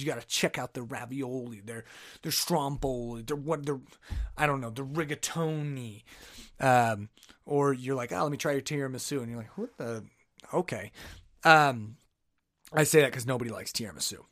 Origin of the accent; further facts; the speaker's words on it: United States; I'm an American